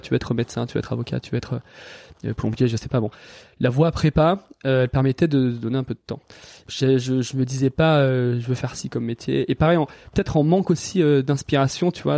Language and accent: French; Valence, Auvergne-Rhône-Alpes, France; moved away as an adult; also born or lived in Lyon / Toulouse / Annecy / Biarritz; j'ai grandi dans la Drôme, euh, à Valence